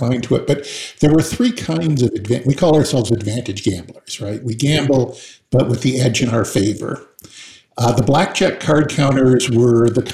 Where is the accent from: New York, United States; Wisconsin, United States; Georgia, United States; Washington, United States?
Washington, United States; Seattle; I was raised in Seattle